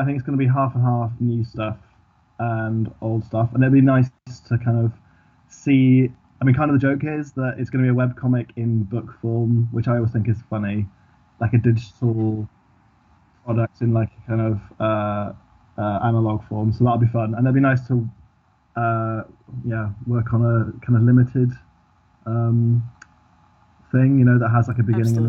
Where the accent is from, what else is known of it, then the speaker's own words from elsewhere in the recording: Swansea, Wales, United Kingdom; now in London, United Kingdom; So, I currently live in London in the UK. When I grew up in Swansea in South Wales. Swansea is, I don't have a Welsh accent. Apart from that, I'm like fully Welsh, but no one ever assumes that because...